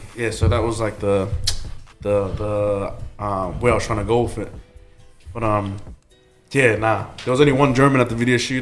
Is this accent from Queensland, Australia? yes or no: yes; Logan, Queensland, Australia; also born or lived in New Zealand; growing up in Logan like it was tough man